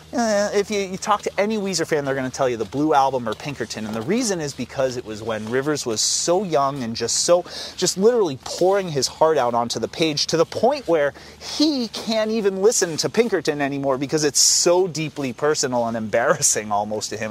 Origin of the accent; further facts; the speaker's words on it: Acton, Massachusetts, United States; Acton is my hometown